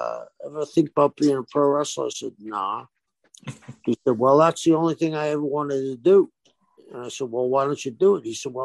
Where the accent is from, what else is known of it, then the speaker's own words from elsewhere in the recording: Cambridge, Massachusetts, United States; also born or lived in South Boston; my family was originally from South Boston. As a child, we moved across the river to Cambridge. My dad was a Boston cop.